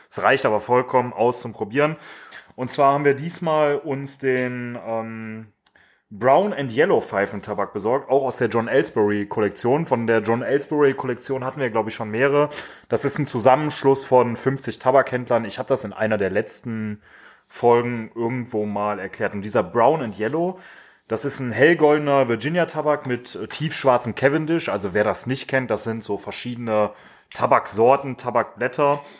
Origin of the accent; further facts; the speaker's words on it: Düsseldorf, North Rhine-Westphalia, Germany; Wir haben das schon mal erklärt, wir kommen aus Düsseldorf.